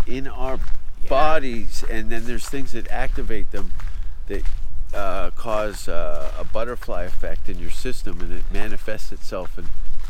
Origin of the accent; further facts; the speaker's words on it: Hamilton, Ontario, Canada; moved away as an adult; also born or lived in England / Los Angeles; Hamilton, where I was born. 71 to 93, that was home.